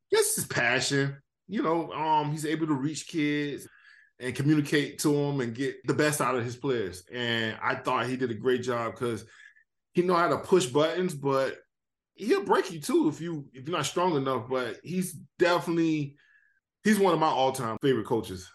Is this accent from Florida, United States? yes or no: yes; Miami, Florida, United States; I was from Miami